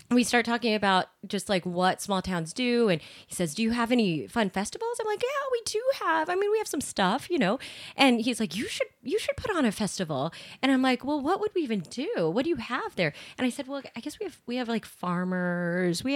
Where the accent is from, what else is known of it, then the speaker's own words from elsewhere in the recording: Fredonia, United States; I am a Fredonia native, born and raised